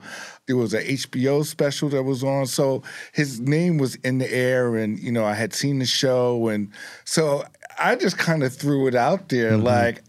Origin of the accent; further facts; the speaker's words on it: New York City, New York, United States; Well, I, I was born and raised in Harlem